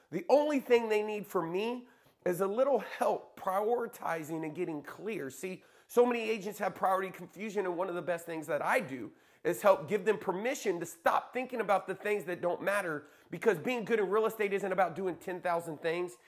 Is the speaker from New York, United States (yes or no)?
no; Lawton, Oklahoma, United States; moved away; also born or lived in Dallas, Texas; my hometown in Lawton, Oklahoma